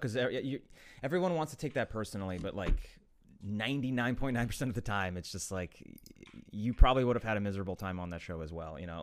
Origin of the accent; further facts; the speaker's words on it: Ukraine; moved away; I'm from Ukraine originally too